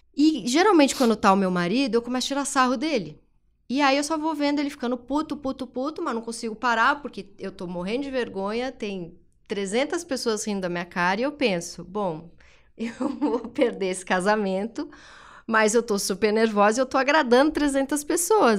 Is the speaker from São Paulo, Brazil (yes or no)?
yes; São Paulo, Brazil; eu nasci na Zona Leste, é, Tatuapé, a família mais simples